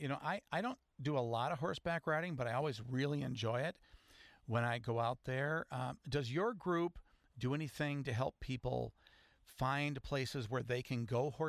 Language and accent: English; West Michigan, United States; As I was growing up in West Michigan